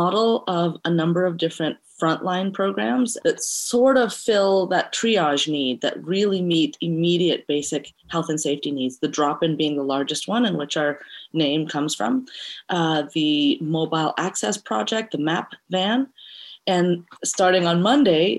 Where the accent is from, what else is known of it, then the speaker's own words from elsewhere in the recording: Montreal, Quebec, Canada; also born or lived in Eritrea; now in Vancouver, Canada; We are from Eritrea, which is in East Africa, and I was raised in Montreal and now make Vancouver my home